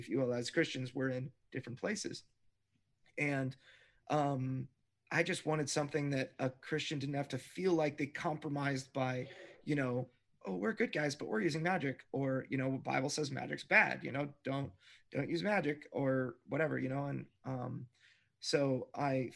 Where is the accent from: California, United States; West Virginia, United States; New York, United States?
California, United States; Fallbrook; my hometown, Fallbrook